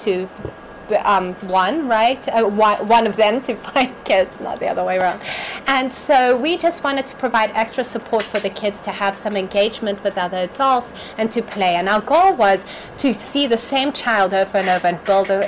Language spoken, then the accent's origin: English; Malawi; I grew up in Malawi.